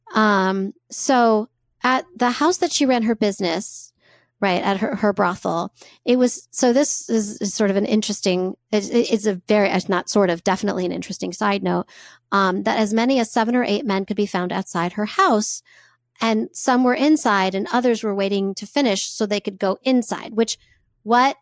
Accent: United States; as a white cis woman growing up in America

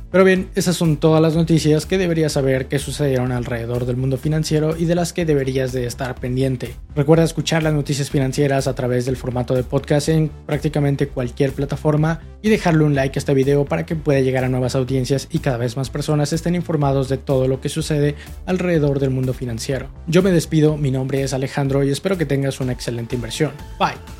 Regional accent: Mexico

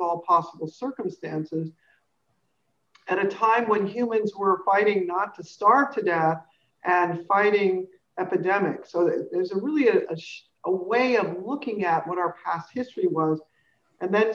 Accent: California, United States; I grew up in California

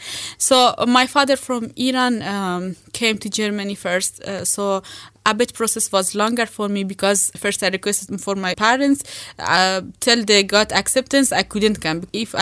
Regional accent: India; When I came from India, I said, okay, you do your master, I will work and support you when you come back.

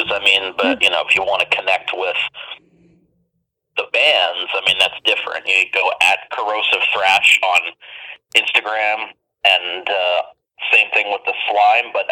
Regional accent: Mississauga, Ontario, Canada; also born or lived in Toronto; initially born in Toronto, but have lived in Mississauga for 19 years now.

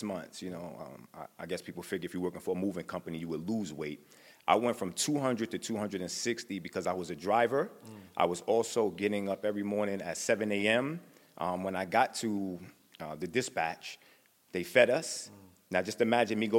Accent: New York City, New York, United States; I was born in Harlem.

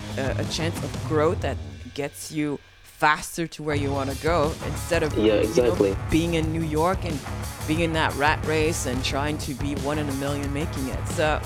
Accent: Quebec, Canada; born there; because, you know, I'm Haitian, I was born in Quebec.

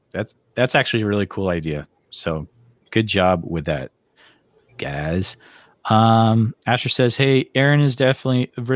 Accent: Western Massachusetts, United States; growing up in Western Mass as a young kid

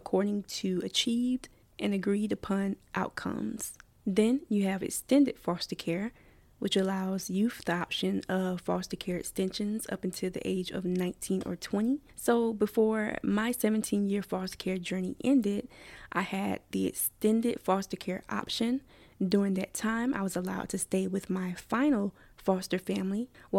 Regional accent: Columbia, South Carolina, United States; I was born in Columbia, South Carolina, and placed in the Richland County foster care system at age 5

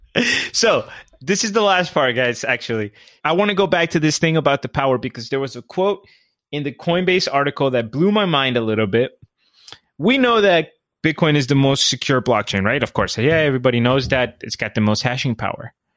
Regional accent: Colombia; I'm from Colombia

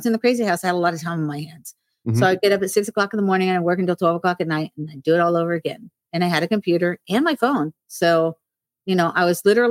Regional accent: Hollywood, Florida, United States; born August 11th, 1958. I was born in Hollywood Memorial Hospital in Hollywood, Florida. I lived in Ives Estates of 95 in Florida. And I went to Mady Ives Elementary.

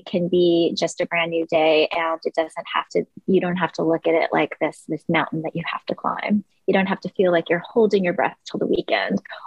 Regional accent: Long Island, New York, United States; also born or lived in Korea; Long Island, New York, where I grew up

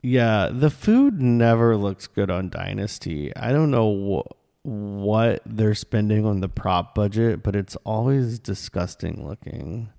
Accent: the South, United States; we're from the South

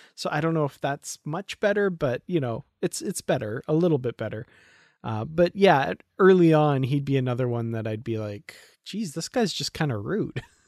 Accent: Alberta, Canada; I'm from Alberta, Canada

